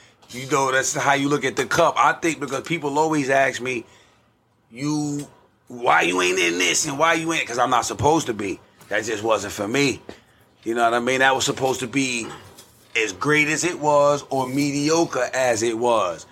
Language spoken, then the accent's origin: English; New York City, New York, United States; I'm from Staten Island